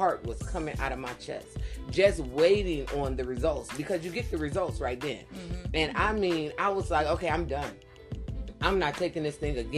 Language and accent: English; a few miles from Cleveland, Ohio, United States; it was a few miles away from my hometown. I believe it was in Cleveland, Ohio.